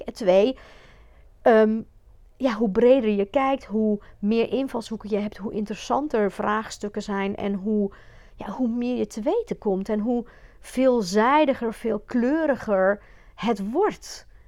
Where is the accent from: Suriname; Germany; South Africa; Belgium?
Belgium; now in Netherlands; ik kom uit België. Ik heb echt op een, een beetje ouderwetse klassieke ja, eh, katholieke school gezeten